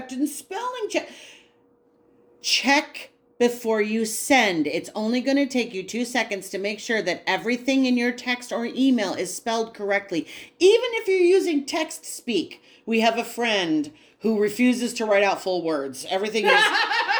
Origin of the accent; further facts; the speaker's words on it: New York, United States; I am a New Yorker